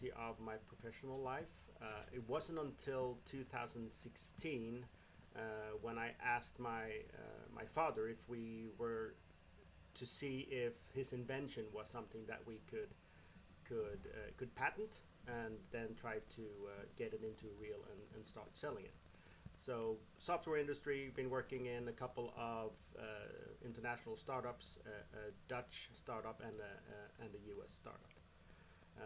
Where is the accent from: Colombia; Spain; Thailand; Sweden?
Sweden; southern Sweden; I grew up in the southern part of Sweden